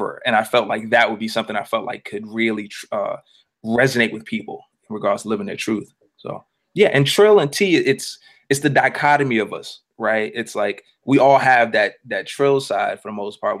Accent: New York City, New York, United States; also born or lived in New Orleans, Louisiana; I am from Queens. Lived in New Orleans for a little bit. Lived in Queens most of my life, but lived in New Orleans for 4 years. For 4 years, from like the second grade to like the sixth grade

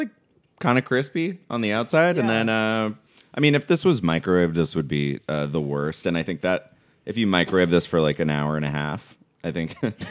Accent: Mar Vista / Ojai, Southern California, United States; also born or lived in San Luis Obispo; I grew up a combination of Mar Vista, which is like kind of in Santa Monica, and then we moved up to a little hippie town called Ojai.

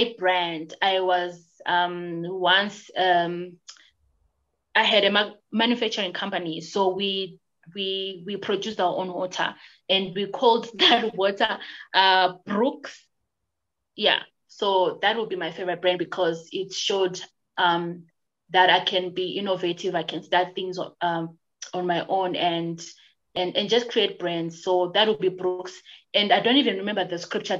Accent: Bulawayo, Zimbabwe; also born or lived in Plumtree; I was born in Plumtree and I stayed in Plumtree since I was born, and we lived, I think, when I was grade two, and I've lived in Bulawayo for until now

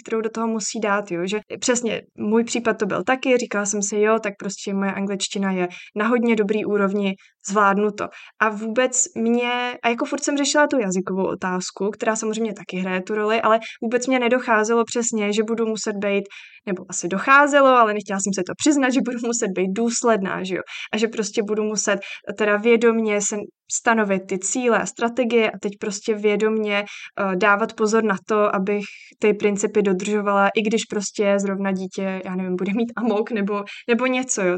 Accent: Czechia; u nás v Čechách

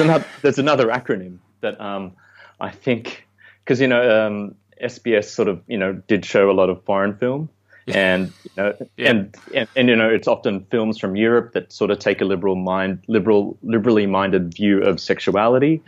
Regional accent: Sydney, New South Wales, Australia; moved away; I grew up in Western Sydney

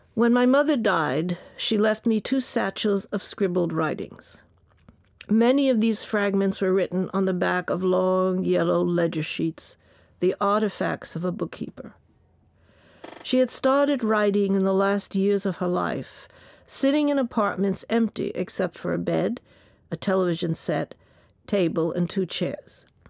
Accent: New York City, New York, United States; born or raised there; also born or lived in Bayside, Queens

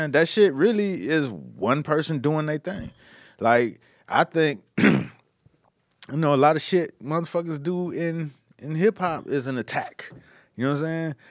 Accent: Miami, Florida, United States; I'm from Miami

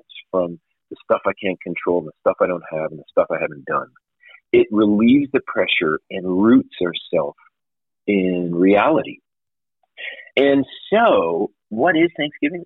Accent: Canada; now in United States; I'm from Canada

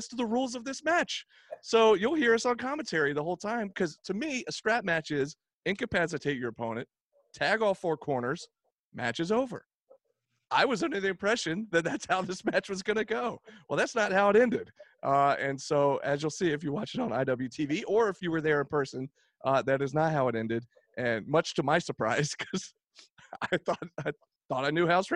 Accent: the South, United States; I got four sisters and I was raised in the South

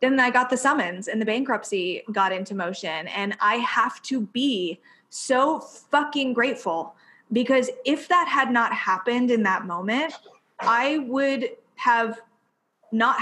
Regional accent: near Columbus, Ohio, United States; moved away as an adult; I live like 45 minutes from Columbus, Ohio, and it's real sleepy here. This is my hometown.

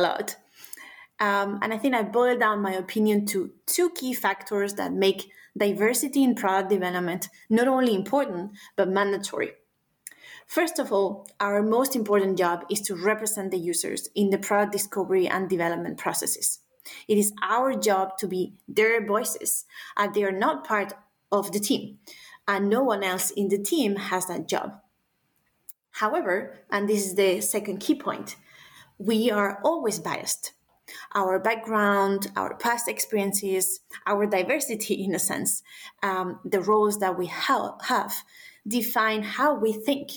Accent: Spain; moved away as an adult; also born or lived in United Kingdom; now in Denmark; I was born in Spain

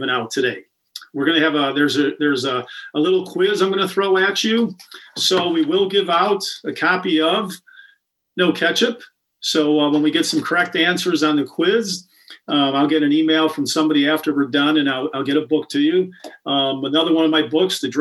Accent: Chicago, Illinois, United States; I'm from the Beverly area on the far south side

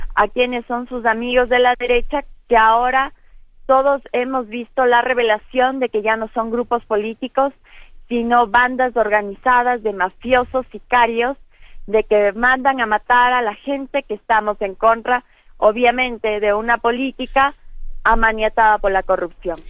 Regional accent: Ecuador; nosotros como pueblo ecuatoriano

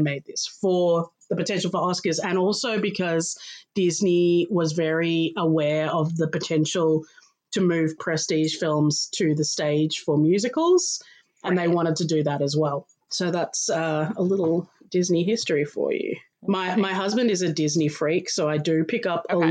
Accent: Australia; also born or lived in Melbourne, Australia; I am Australian. I live in Melbourne, in Australia

